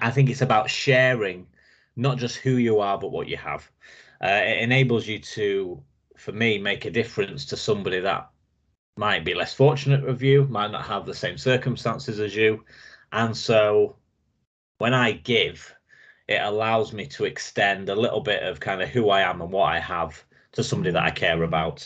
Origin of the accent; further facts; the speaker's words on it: Lincolnshire, East Midlands, United Kingdom; I'm from Lincolnshire, kind of in between Doncaster and Scunthorpe, up north